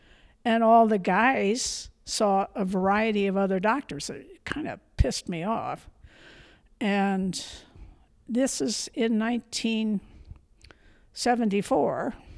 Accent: Toledo, Ohio, United States; moved away as an adult; also born or lived in Michigan / Philadelphia / Missouri; now in Montana, United States; I was born in Toledo, Ohio.

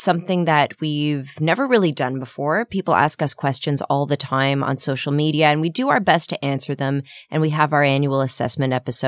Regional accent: Ottawa, Ontario, Canada; moved away; I went home to my hometown of Ottawa

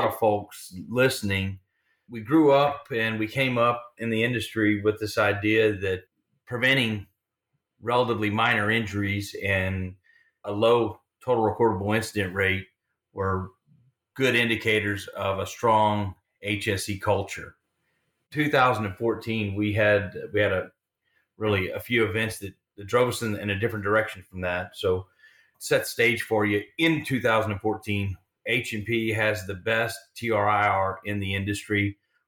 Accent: Hackberry, Louisiana, United States; now in San Antonio, United States; Grew up in Southwest Louisiana, third generation oil field.

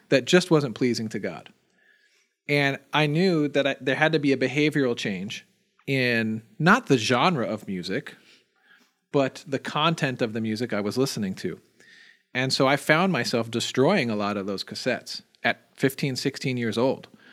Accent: New Jersey, United States; moved away; I grew up in New Jersey

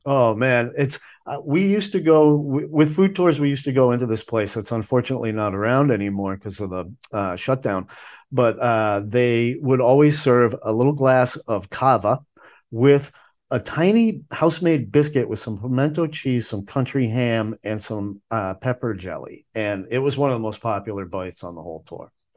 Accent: the North, United States; now in Asheville, United States; I grew up up north

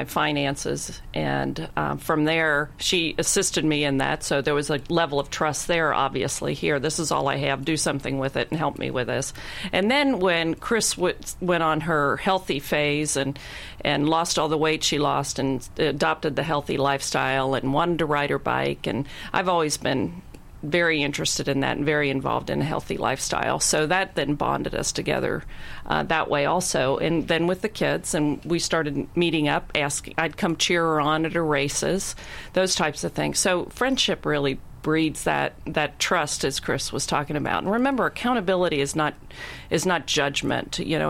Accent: Cincinnati, Ohio, United States

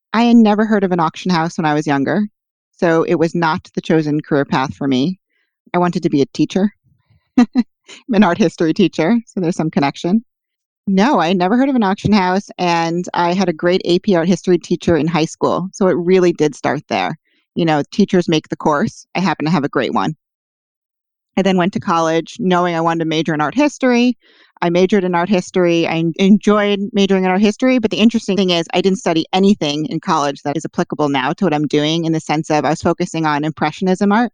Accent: New York City, New York, United States; also born or lived in Boston; I also could live at home because I'm from Manhattan.

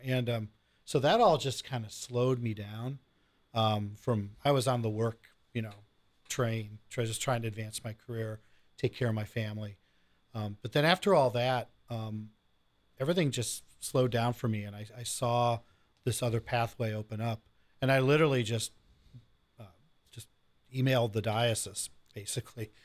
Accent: Lorain County, Ohio, United States; born or raised there; moved away as an adult; also born or lived in Cleveland, Ohio; now in Central Ohio, United States

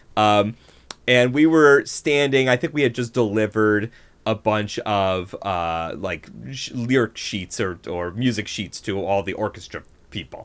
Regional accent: Buffalo, New York, United States; moved away; I grew up in Buffalo, New York, which mm-hmm. is nowhere near New York City.

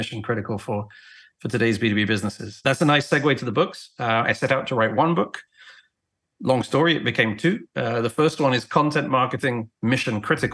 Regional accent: England, United Kingdom; moved away as an adult; now in United States; I was born and raised in England, traveled around the world. I've been in the US since 2001

